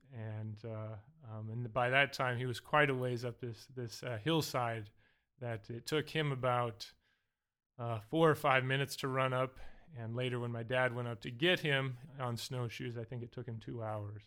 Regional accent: Montana, United States; also born or lived in Alaska; now in Southern California, United States; growing up in Alaska and Montana

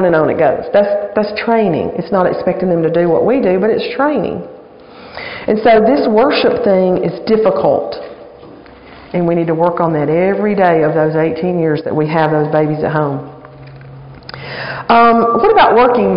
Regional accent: Alabama, United States; now in Virginia, United States; I am from Alabama. I'm an Alabama girl

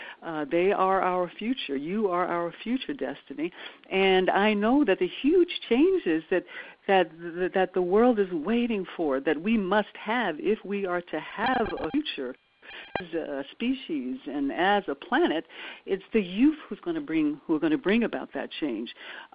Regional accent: Birmingham, Alabama, United States; growing up in Birmingham, Alabama

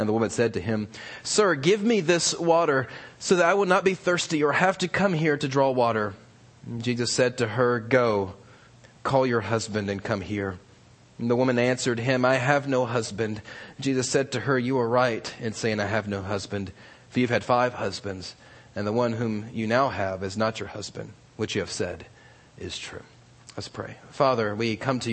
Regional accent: Virginia, United States; also born or lived in New York / California; now in Alabama, United States; I grew up in Virginia and went to school in New York and then out here in California. And now I'm in Alabama

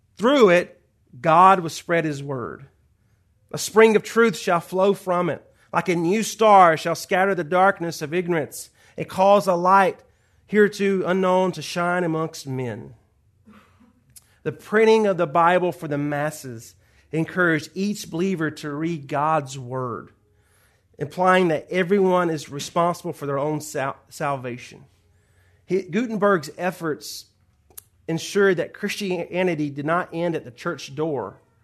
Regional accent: Georgia, United States; moved away as an adult; now in Los Angeles, United States; you may hear the accent. I'm not from Los Angeles. Uh, born and raised in Georgia.

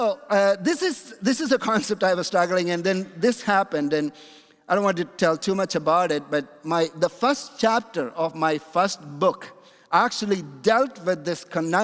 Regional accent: Kochi, Kerala, India; the place where I'm coming from in my hometown in India is called Kochi

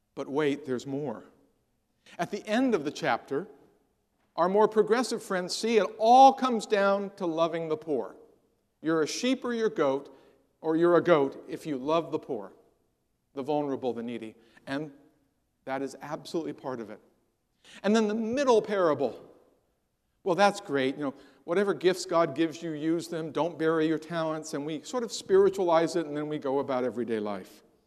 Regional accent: San Jose, California, United States; I grew up in the San, the San Jose area of California, watched it go from orchards to silicon chips in my lifetime

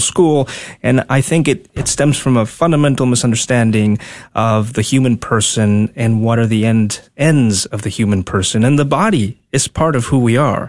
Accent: Tegucigalpa, Francisco Morazán, Honduras; moved away as an adult; also born or lived in Dallas, Texas; now in United States; born and raised in Honduras, capital city, Tegucigalpa. I moved here when I was 19, uh, close to 20

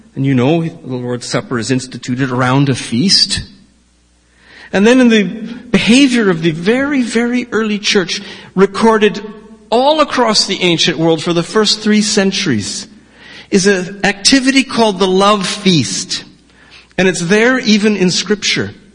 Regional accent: Victoria, British Columbia, Canada; I was born in the Jubilee Hospital

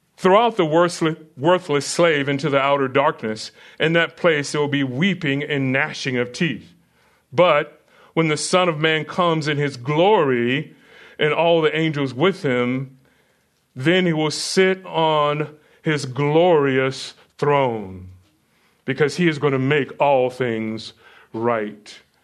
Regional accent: United States; I'm American

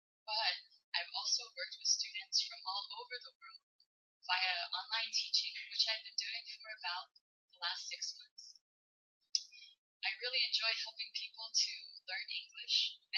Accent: New York, United States; moved away as an adult; also born or lived in China; I was born and raised in New York, and I received my bachelor's in English from Western Connecticut State University.

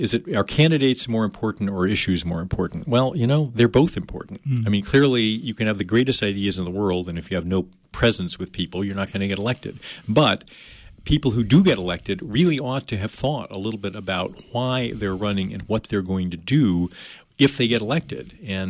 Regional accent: New Jersey, United States; now in Maine, United States; I came from New Jersey, and nobody really understood what being a New Jerseyite or whatever they call them down there is.

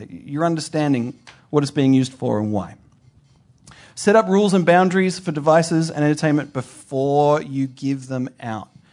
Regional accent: Australia; moved away; I'm from Australia. My family is in Australia

